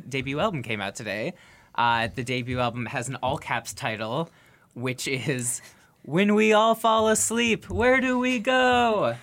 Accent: Minneapolis, Minnesota, United States; my hometown of Minneapolis.

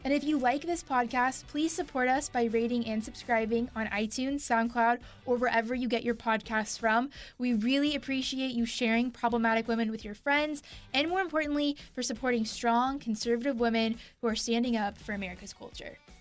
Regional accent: Houston, Texas, United States; I'm from Houston. I remember growing up

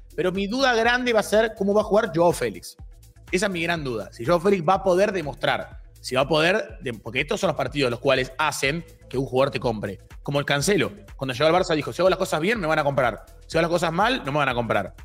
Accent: Argentina; yo como argentino

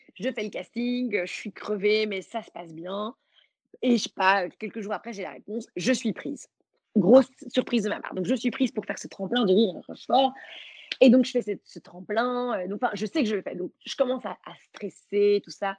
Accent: Belgium; je suis belge

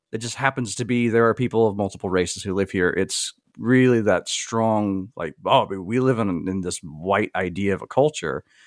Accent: the South, United States; I grew up in the South in a very racially diverse area

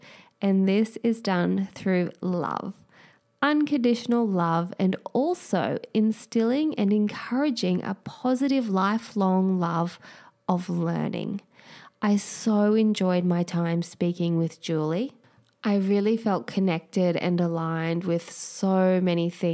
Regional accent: Queensland, Australia; now in New South Wales, Australia; I grew up in Queensland

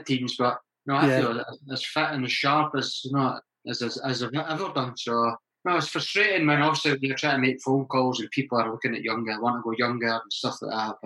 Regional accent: Scotland, United Kingdom; moved away as an adult; also born or lived in Sunderland; I went back to Scotland to play

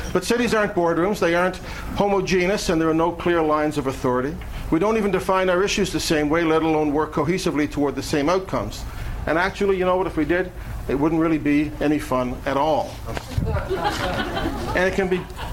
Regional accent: Halifax, Nova Scotia, Canada; we're from Halifax

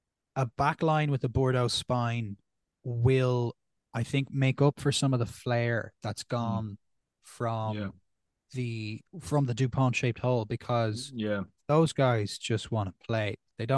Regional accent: Ireland; I think on my end, again, my local bias of being an Irish fan, I'm very excited to see how Ireland go post Sexton.

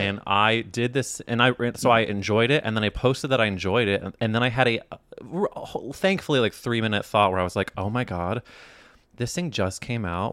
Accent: Midwest, United States; now in New York, United States; I grew up in the Midwest

